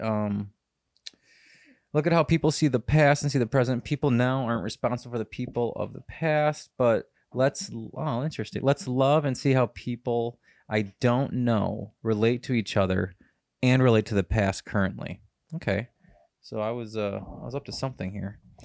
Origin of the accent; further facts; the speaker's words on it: United States; I'm an American in a different country